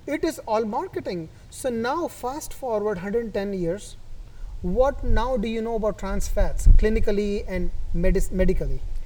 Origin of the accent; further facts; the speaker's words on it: New Delhi, Delhi, India; moved away; I was born and brought up in India